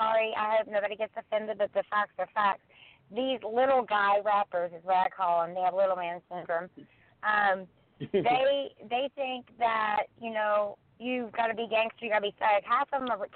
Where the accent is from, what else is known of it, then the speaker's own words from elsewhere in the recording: West Virginia, United States; now in Los Angeles, United States; I'm originally from West Virginia. I moved here.